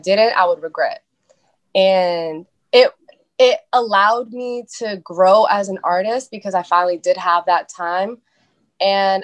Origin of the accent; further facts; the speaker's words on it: Boston, Massachusetts, United States; I was born and raised in East Boston. So I'm a Boston girl, I'm a city girl